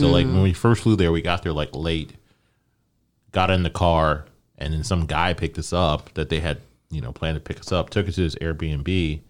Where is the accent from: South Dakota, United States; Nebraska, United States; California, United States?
Nebraska, United States; born there; I was conceived there, but I was born in Nebraska.